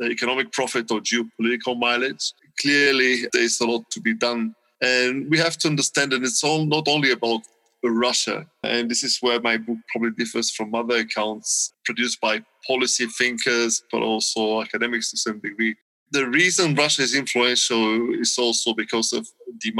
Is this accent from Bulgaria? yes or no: yes; Bulgaria; I come from Bulgaria